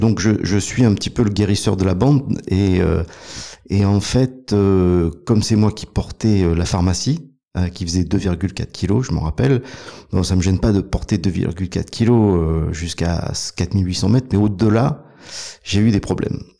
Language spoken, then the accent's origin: French; Provence-Alpes-Côte d'Azur, France; Je suis un montagnard. Euh, à la base, je suis originaire de, des Alpes, des Hautes-Alpes.